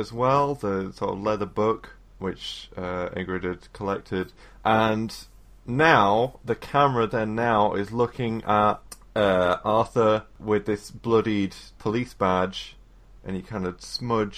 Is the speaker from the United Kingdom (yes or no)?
yes; England, United Kingdom; as an English person